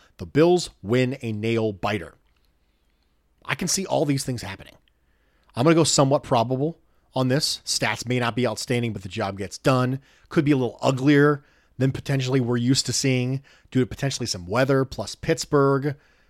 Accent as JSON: {"language": "English", "region": "Mexico City", "country": "Mexico", "tie": "born or raised there", "second_language": "English", "said": "I was born and raised in Mexico City. In Mexico, the NFL is extremely popular."}